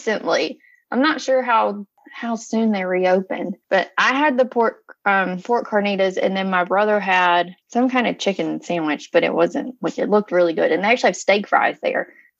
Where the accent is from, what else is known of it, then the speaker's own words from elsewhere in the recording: North Carolina, United States; see, I'm from North Carolina, so barbecue is a big thing for me.